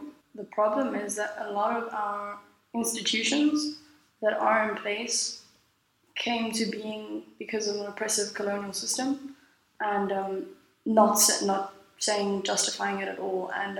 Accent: Western Cape, South Africa; first language Afrikaans; English is a second language; moved away; So basically, the Western Cape, which is my region, we have schools that are Afrikaans, English, also.

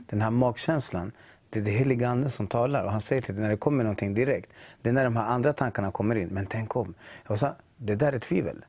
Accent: Chile; now in Sweden; jag är från Chile mm. ursprungligen

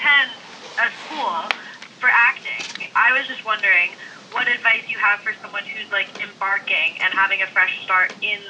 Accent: Colorado, United States; moved away as an adult; now in Liverpool, United Kingdom; I'm from Colorado originally.

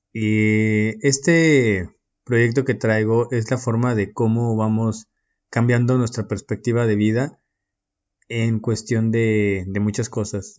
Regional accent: Mexico; moved away as an adult; now in Istanbul, Turkey

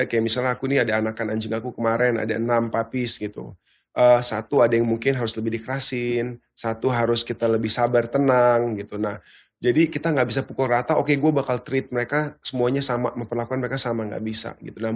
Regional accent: Australia; Jadi bahkan pas aku kecil itu awalnya aku suka banget reptil karena dulu aku besar di Australia

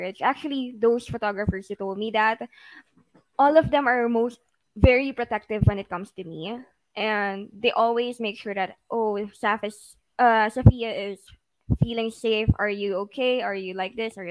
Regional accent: Philippines; a Filipino who is living in the Philippines with a very Filipino parents

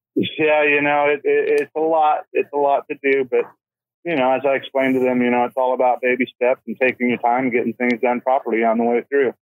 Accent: Colorado, United States; also born or lived in Oregon; now in California, United States; I'm actually from Colorado. I was born in Colorado.

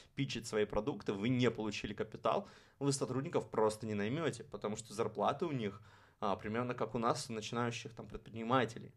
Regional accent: Saint Petersburg, Russia; я, можно сказать, из Петербурга, потому что в Петербурге прошла моя, ну не то что детство, а вот именно подростковый период становления личностью

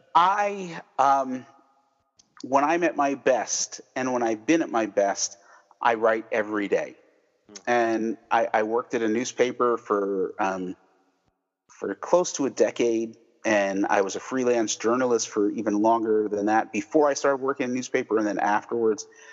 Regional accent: United States; I grew up right outside New York, so we had all the New York mm, TV stations

